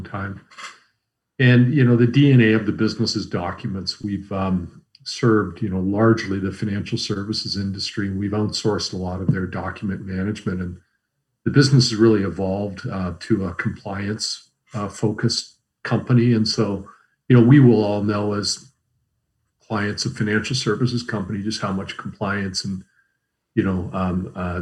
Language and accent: English; Canada; we as Canadian consumers